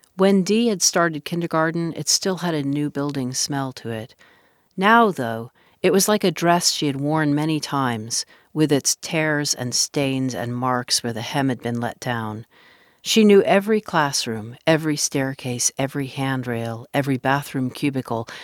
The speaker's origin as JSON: {"language": "English", "town": "Washington", "region": "District of Columbia", "country": "United States", "tie": "born or raised there", "moved": "yes", "said": "I grew up in Washington, D C"}